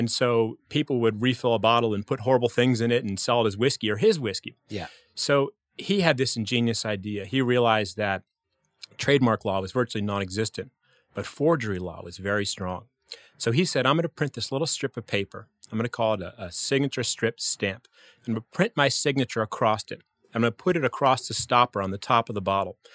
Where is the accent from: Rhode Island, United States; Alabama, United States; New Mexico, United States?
New Mexico, United States; also born or lived in California / Washington D.C.; California. I grew up in New Mexico, Washington D.C. area.